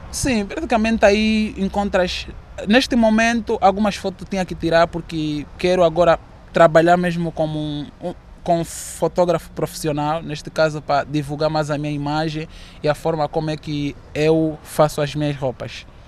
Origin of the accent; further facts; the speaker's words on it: Kilamba, Luanda Province, Angola; moved away as an adult; now in Porto, Portugal; vim da cidade do Quilamba, uh, Benfica, e vim, vim cá para estudar, trabalhar